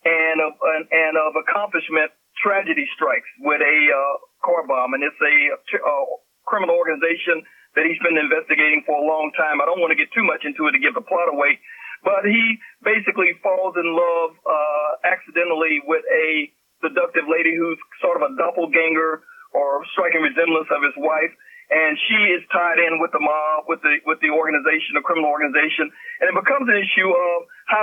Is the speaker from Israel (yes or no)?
no; Louisiana, United States; when I grew up in Louisiana as a young lad